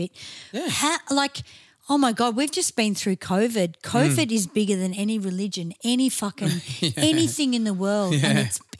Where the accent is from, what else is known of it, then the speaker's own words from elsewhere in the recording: Melbourne, Victoria, Australia; also born or lived in Bentleigh, Victoria; my parents were right into culture, and that's why we moved from Bentley to Clayton.